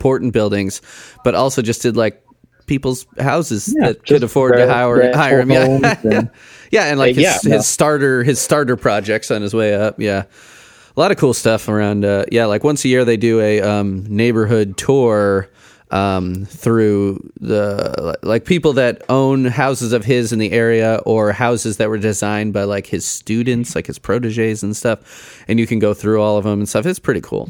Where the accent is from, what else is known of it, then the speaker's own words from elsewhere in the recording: Chicago, Illinois, United States; we grew up in Chicago